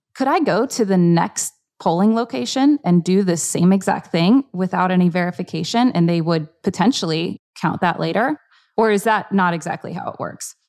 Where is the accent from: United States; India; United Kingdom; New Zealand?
United States; Florida; we grew up in Florida